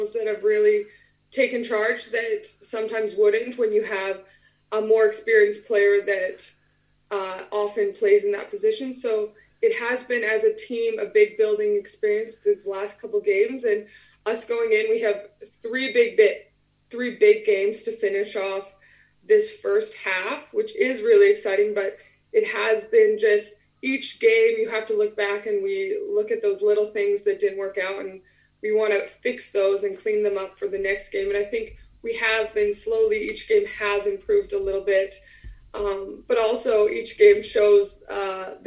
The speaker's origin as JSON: {"language": "English", "region": "Alberta", "country": "Canada", "moved": "as an adult", "lives_now": "England", "said": "I'm from the middle. I'm from Alberta"}